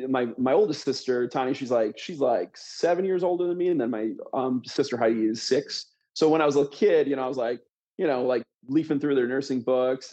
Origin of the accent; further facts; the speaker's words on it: Grand Rapids, Michigan, United States; moved away as an adult; also born or lived in Washington; I grew up in Western Michigan in the suburbs of Grand Rapids, Michigan. So that's kind of born and raised there